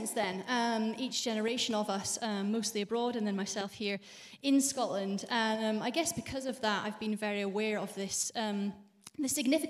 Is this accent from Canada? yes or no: no; Bahrain; born there; also born or lived in Saudi Arabia; I was born in Bahrain because my parents were missionaries, so spent some of my childhood in Saudi Arabia as well.